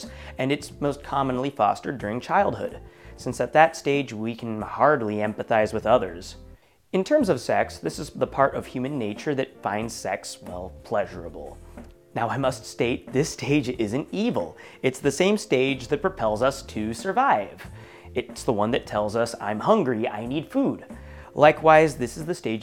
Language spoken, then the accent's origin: English; Oregon, United States; my home state of Oregon